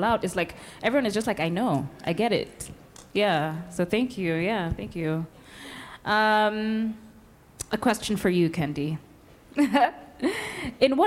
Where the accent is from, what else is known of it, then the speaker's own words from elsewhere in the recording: Kenya; As a Kenyan